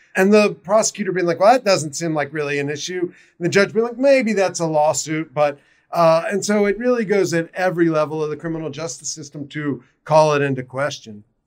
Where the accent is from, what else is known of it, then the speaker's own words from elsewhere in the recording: South Carolina, United States; now in Baltimore, United States; I'm originally from South Carolina